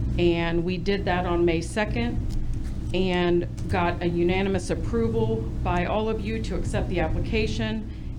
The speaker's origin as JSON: {"language": "English", "town": "Reading", "region": "Ohio", "country": "United States", "tie": "born or raised there", "said": "Tonight I am here as a lifelong resident of the Valley, born and raised in Reading."}